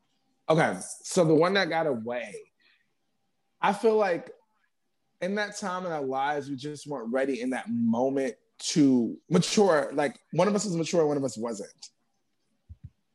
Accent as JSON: {"language": "English", "town": "New York City", "region": "New York", "country": "United States", "also_born_or_lived": "Bronx", "said": "I'm from Harlem, but I'm up in the Bronx now."}